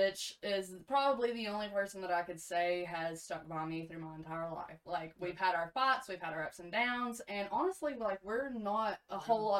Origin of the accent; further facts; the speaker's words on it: East Tennessee, United States; We're from East Tennessee.